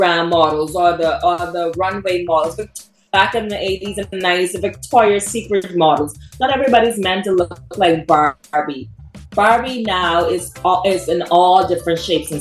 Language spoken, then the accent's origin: English; Freeport, Grand Bahama, Bahamas; my hometown in Freeport, Grand Bahama